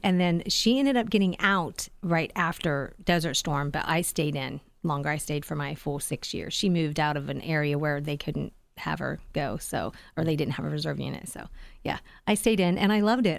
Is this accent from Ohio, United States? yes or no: yes; Sugar Grove, Ohio, United States; also born or lived in Lancaster, Ohio; when I was about five and a half, my parents, uh, got a house out in the hills of Sugar Grove. So, I was, uh, that country girl